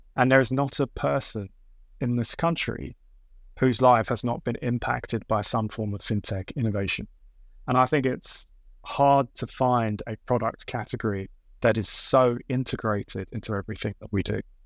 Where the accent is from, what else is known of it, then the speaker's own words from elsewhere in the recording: London, United Kingdom; growing up in Southeast London